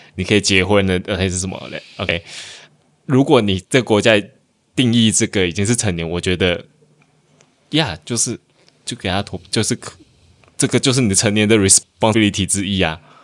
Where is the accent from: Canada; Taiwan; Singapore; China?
Taiwan; now in Malaysia; 我有回台湾投过一次总统，我还读大学的时候。我那时候好像刚二十，二十还二一